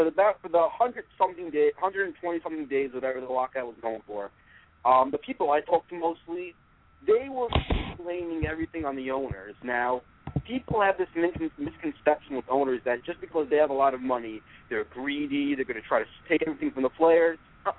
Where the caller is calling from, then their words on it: Brooklyn, New York, United States; from Brooklyn, New York.